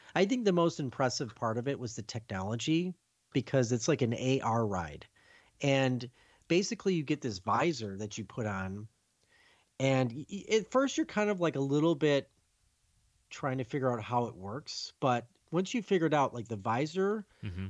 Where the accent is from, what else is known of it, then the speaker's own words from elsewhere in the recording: Chicago, Illinois, United States; I come from Chicago